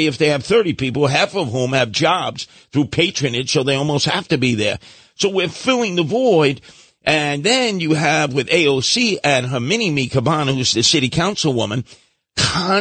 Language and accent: English; New York City, New York, United States; I grew up in Brooklyn